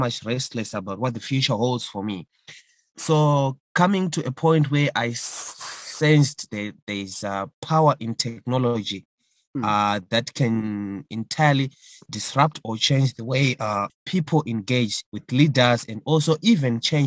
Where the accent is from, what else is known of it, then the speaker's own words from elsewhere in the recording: Mutare, Manicaland, Zimbabwe; now in Harare, Zimbabwe; Mutare, my hometown in Zimbabwe